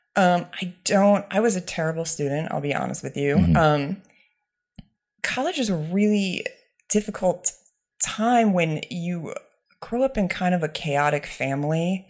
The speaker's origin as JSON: {"language": "English", "town": "Ledyard", "region": "Connecticut", "country": "United States", "tie": "born or raised there", "also_born_or_lived": "New York / Paris", "moved": "as an adult", "said": "I grew up in Ledyard, Connecticut, where Foxwoods Casino is"}